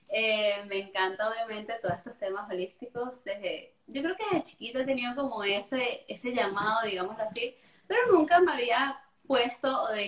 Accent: Venezuela; yo soy venezolana, pero es que yo fui criada muy a cultura europea

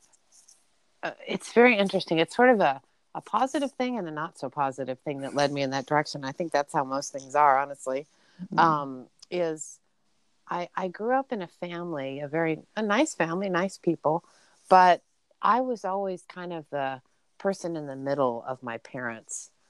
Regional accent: Burbank, California, United States; I actually grew up in Southern California, so near Los Angeles. I was in a suburb in Los Angeles, and it was great. I lived in a city called Burbank

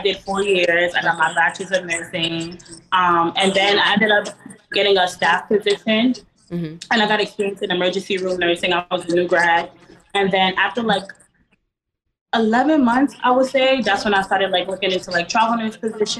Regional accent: Florida, United States; I'm from Florida.

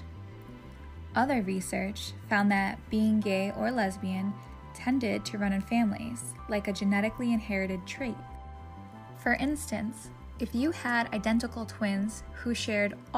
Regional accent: United States

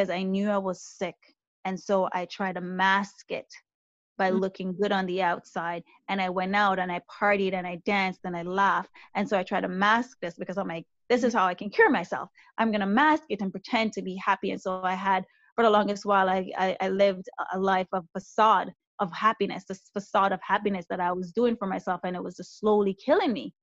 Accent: Jamaica; now in Canada; as a Jamaican woman who came here to Canada

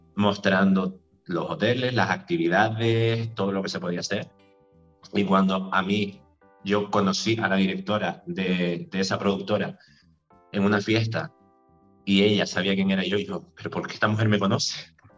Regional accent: Vega de San Mateo, Canary Islands, Spain; Yo soy, soy de San Mateo, nací en San Mateo

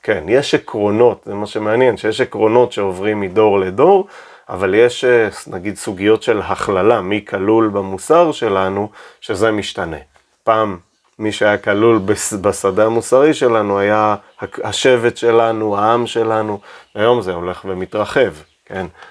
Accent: Keshet, Golan Heights, Israel; now in Tel Aviv, Israel; זה הבית שגדלתי, בית אה, במושב קשת, מושב דתי.

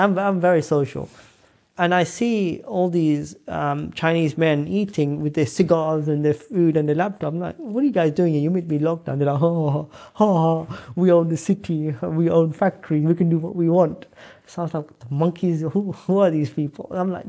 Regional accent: London, United Kingdom; I'm from Northwest London. I never thought I'd be in a private jet.

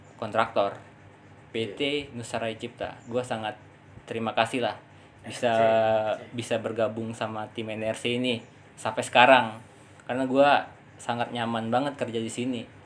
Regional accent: Pangkal Pinang, Bangka Belitung Islands, Indonesia; moved away as an adult; also born or lived in Tangerang; now in Jakarta, Indonesia; gua kan asli Pangkal Pinang ya, Bangka Belitung

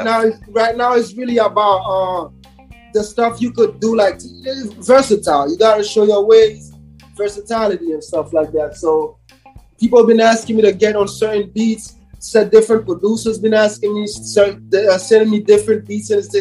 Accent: Haiti; also born or lived in Brooklyn; now in United States; I was born in Haiti

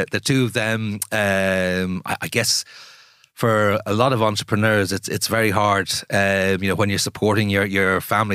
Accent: Ireland; moved away as an adult; also born or lived in Jakarta, Indonesia; I spent most of the past twenty years outside of Ireland

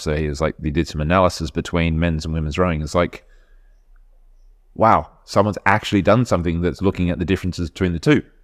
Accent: Adelaide, South Australia, Australia; moved away as an adult; now in United Kingdom; I grew up in Adelaide

